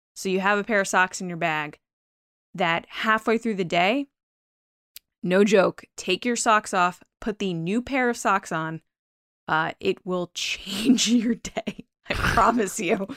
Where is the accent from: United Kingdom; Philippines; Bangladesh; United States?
United States; Connecticut; I'm from Connecticut